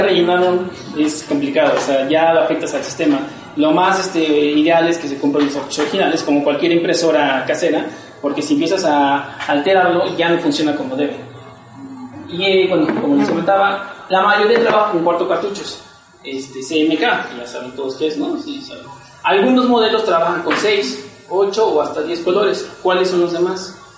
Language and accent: Spanish; Mexico City, Mexico; desde que salí de la universidad, allá de Xochimilco, también soy de allá.